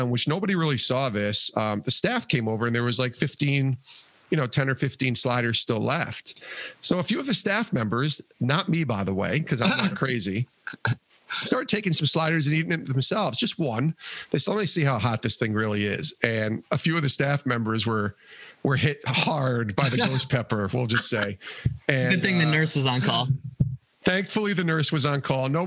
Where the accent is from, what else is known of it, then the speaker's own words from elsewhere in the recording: Colorado, United States; I'm from Colorado, so I love.